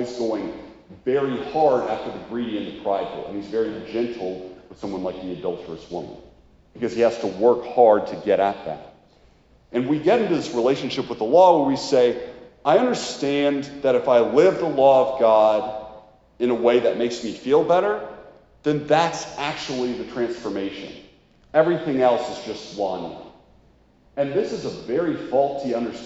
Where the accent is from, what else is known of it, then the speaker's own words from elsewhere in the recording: United States; we're American consumerists